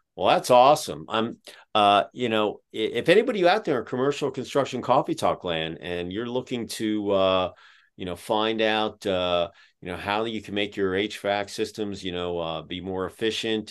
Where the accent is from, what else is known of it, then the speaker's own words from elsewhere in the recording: Pottstown, Pennsylvania, United States; now in Dayton, United States; we grew up outside of Philadelphia about 15 minutes west of Valley Forge in a place called Pottstown.